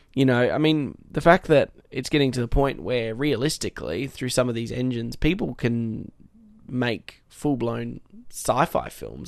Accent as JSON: {"language": "English", "country": "Australia", "said": "being Australian"}